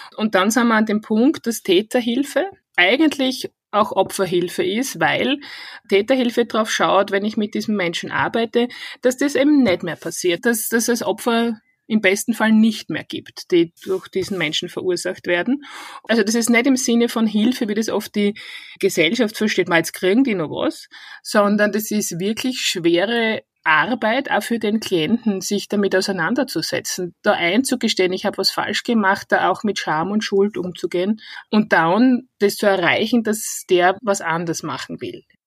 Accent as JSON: {"language": "German", "region": "Styria", "country": "Austria", "accent": "Styrian dialect", "moved": "as an adult", "lives_now": "Vienna, Austria"}